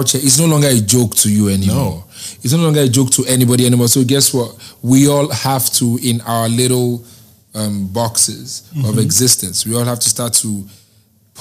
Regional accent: Lagos, Nigeria; I grew up on Lagos Island

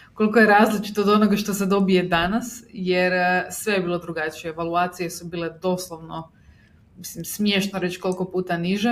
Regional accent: Zagreb, City of Zagreb, Croatia; imam 32 godine, iz Zagreba sam

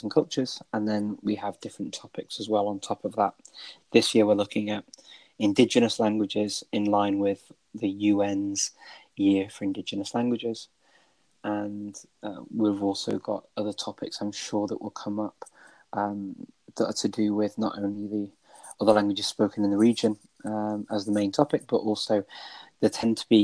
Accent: United Kingdom; moved away as an adult; now in North Macedonia; I'm originally from the United Kingdom.

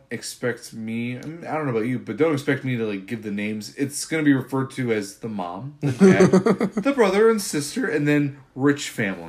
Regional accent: United States; I'm an American

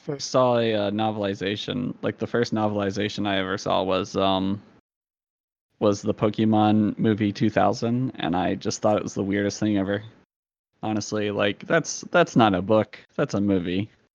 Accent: Salem, Virginia, United States; It's the city of Salem.

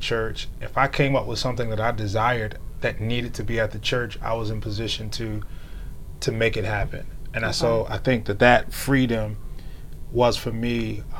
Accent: Wilmington, United States; So, I grew up primarily in the Baptist church. {S0} Okay. {S1} And it was in the city of Wilmington.

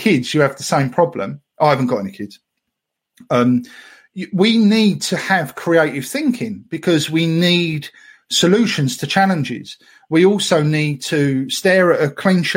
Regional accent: Essex, East of England, United Kingdom; I'm from Essex. We destroy all words from all languages, even English.

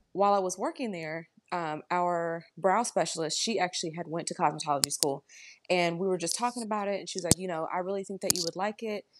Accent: Dayton, Ohio, United States; moved away as an adult; now in Columbus, United States; I was born and raised in Dayton, Ohio, I moved to Columbus

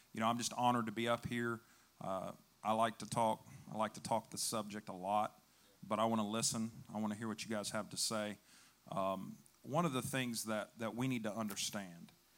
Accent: West Virginia, United States; also born or lived in Chicago, Illinois; So I went from downtown Chicago to the sticks of West Virginia

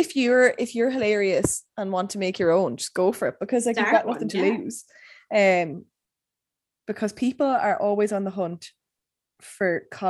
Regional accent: Ireland; As an Irish woman

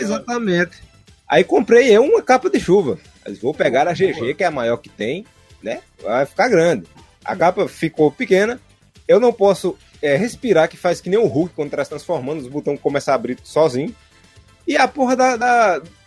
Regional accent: Northeast, Northeast Brazil, Brazil; aqui no Nordeste a gente tem os cavaleiros

